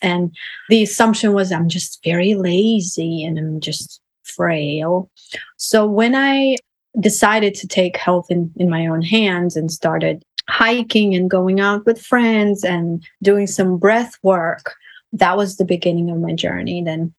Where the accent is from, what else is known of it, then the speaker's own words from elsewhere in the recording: Russia; moved away; So I came from Russia in 2005